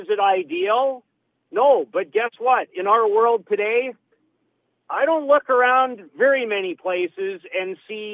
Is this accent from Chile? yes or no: no; Saskatoon, Saskatchewan, Canada; moved away as an adult; now in Calgary, Canada; from Saskatoon in the province of Saskatchewan, born and bred, and spent the first 18 years of my life